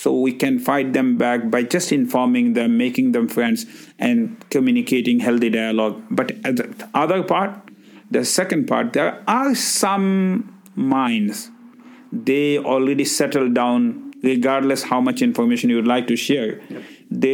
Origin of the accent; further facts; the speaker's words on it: Bangladesh; English is a second language; moved away as an adult; now in Brantford, Canada; I'm originally from Bangladesh